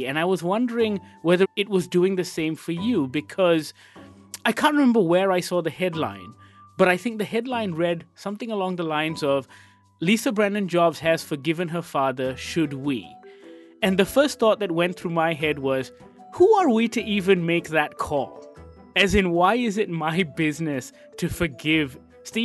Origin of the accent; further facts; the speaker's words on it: Malaysia; I'm from Malaysia, I'm far away.